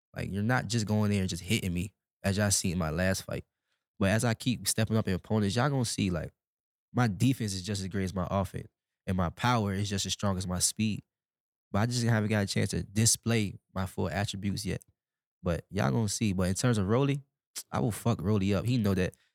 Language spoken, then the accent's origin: English; Nebraska, United States; I come from Nebraska